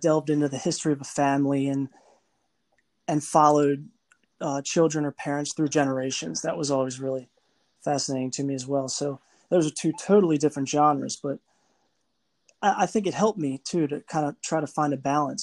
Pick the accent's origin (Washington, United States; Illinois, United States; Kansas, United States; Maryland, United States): Maryland, United States; northwest of Baltimore; I'm from Maryland. Grew up about a half hour northwest of Baltimore